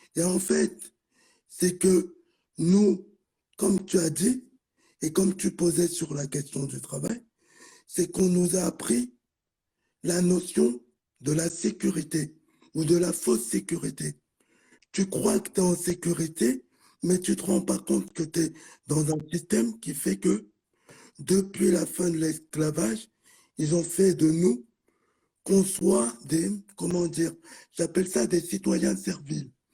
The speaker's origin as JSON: {"language": "French", "country": "France", "tie": "born or raised there", "said": "je suis né ici en France"}